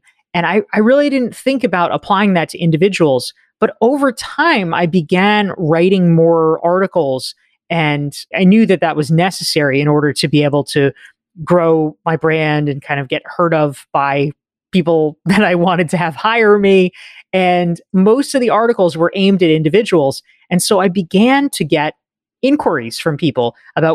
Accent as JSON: {"language": "English", "region": "North Carolina", "country": "United States", "tie": "born or raised there", "also_born_or_lived": "Somerville, Massachusetts", "moved": "as an adult", "said": "I grew up in North Carolina and I booked it out of there as quickly as I could"}